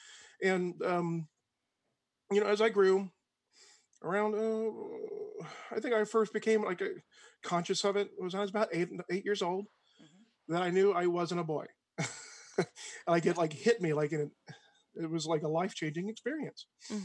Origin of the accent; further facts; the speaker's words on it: Georgia, United States; born there; So I was born a little blonde white boy in South Georgia, mm-hmm. To a military family.